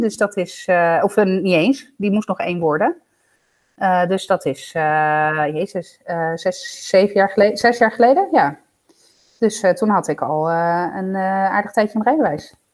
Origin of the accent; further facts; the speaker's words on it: Italy; now in Netherlands; ik ben een Italiaan in Nederland.